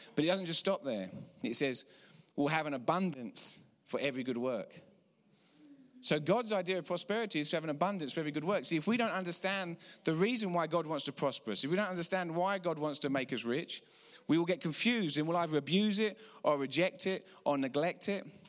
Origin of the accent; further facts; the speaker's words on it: England, United Kingdom; accent: English; moved away as an adult; now in Colorado, United States; I'm from about six thousand miles out east in England, praise the Lord. We moved here fifteen years ago.